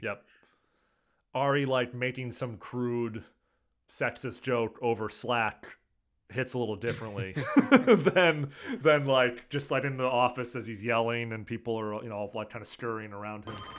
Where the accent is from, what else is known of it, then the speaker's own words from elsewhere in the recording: California, United States; as a Californian